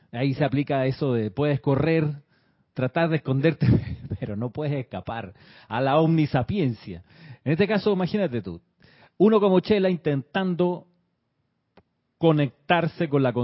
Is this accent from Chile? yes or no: yes; Chile; accent: Chilean; la persona escuchaba mi acento chileno, hoy no es tan chileno, según me, decía una persona, pero bueno, en ese entonces, muchos años atrás, mi acento era más obviamente chileno.